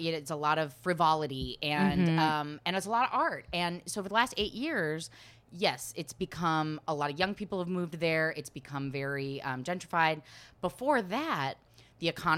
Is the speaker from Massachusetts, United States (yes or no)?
no; Portland, Oregon, United States; moved away as an adult; now in Los Angeles, United States; Grew up there and I just got to LA. It's like my first move and I've been in LA for a year and a half